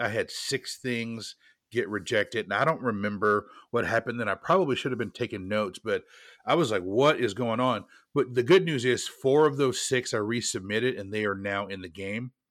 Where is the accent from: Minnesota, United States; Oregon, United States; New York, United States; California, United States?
Oregon, United States; Portland; my hometown of Portland, Oregon